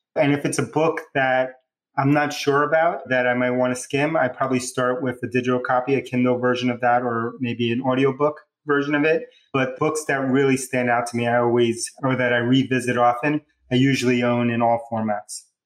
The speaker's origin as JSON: {"language": "English", "town": "New York City", "region": "New York", "country": "United States", "tie": "born or raised there", "also_born_or_lived": "Bronx, New York", "accent": "New Yorker", "said": "My hometown, I was born in the Bronx, New York, but I grew up in Queens"}